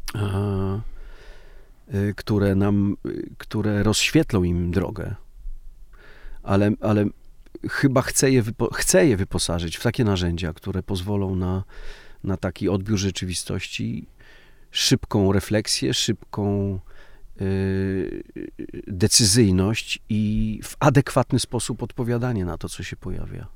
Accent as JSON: {"language": "Polish", "area": "Podhale", "region": "Lesser Poland", "country": "Poland", "said": "Ja jestem z Podhala trochę i ten patriarchat podhalański też ma, ma swoją siłę"}